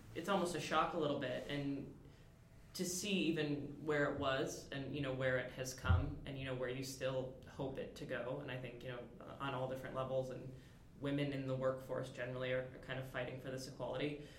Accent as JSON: {"language": "English", "region": "Michigan", "country": "United States", "said": "I am originally from Michigan"}